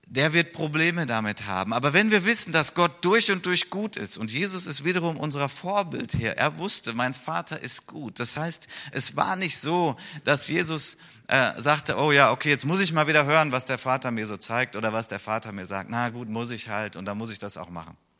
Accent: Wuppertal, North Rhine-Westphalia, Germany; in Wuppertal ist, in meiner Heimatstadt

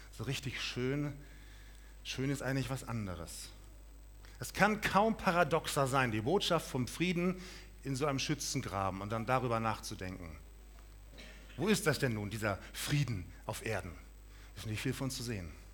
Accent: Munich, Bavaria, Germany; now in Krefeld, Germany; ich komme aus München

